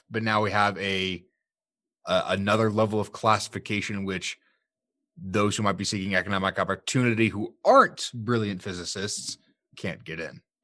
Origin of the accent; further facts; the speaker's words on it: Sterling, United States; my hometown, Sterling